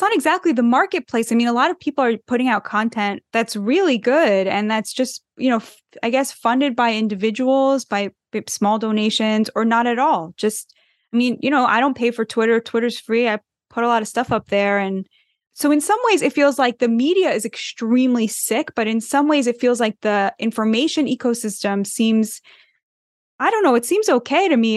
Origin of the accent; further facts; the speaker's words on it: United States; I'm too American